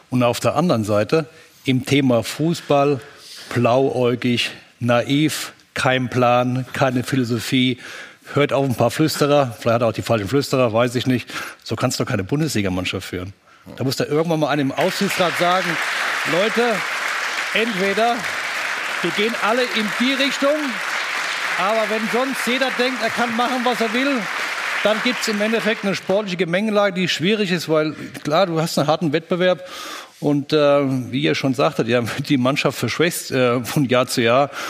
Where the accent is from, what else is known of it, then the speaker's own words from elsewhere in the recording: Frankfurt, Hesse, Germany; Äh, ich komme ja aus Frankfurt.